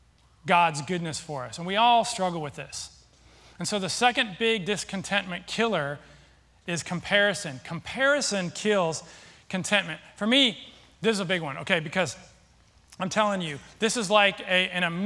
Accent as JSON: {"language": "English", "town": "Seattle", "region": "Washington", "country": "United States", "moved": "yes", "said": "I'm from Seattle"}